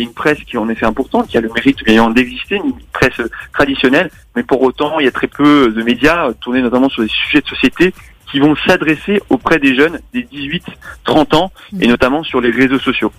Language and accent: French; Lyon, Auvergne-Rhône-Alpes, France; on est lyonnais, et donc forcément, on est sur place